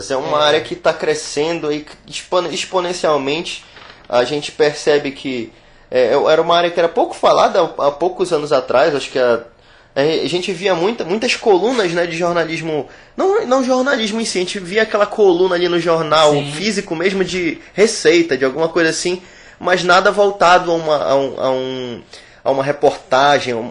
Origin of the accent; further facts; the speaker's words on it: Amazon, Brazil; minha tataravó, minha bisavó, eu trago receitas comigo. Sou da Amazônia e tenho isso comigo.